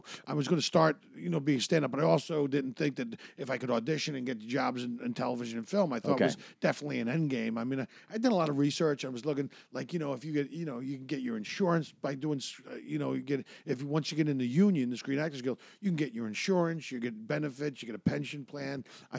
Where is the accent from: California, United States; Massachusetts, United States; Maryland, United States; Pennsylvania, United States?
Pennsylvania, United States; Philadelphia; moved away as an adult; now in Los Angeles, United States; I grew up in Philadelphia. Philadelphia is like a smaller New York.